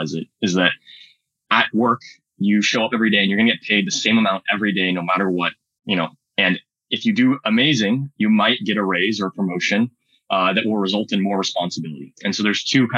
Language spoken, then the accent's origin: English; Silicon Valley, California, United States; I grew up in Silicon Valley